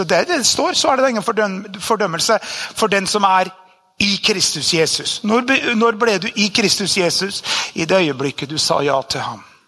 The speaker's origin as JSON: {"language": "Norwegian", "country": "Norway", "tie": "born or raised there"}